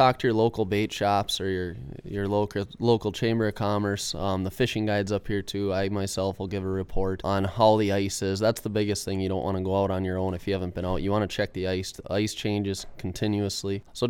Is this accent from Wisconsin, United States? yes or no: yes; Iron River, Wisconsin, United States; So I'm 27 years old. I've lived up here in Iron River my entire life. I grew up on the Pike Chain where I've, you know, learned to love fishing.